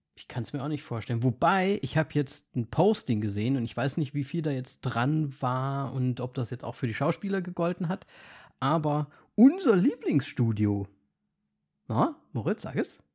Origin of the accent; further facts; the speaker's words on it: eastern Germany, Germany; Bei uns im Osten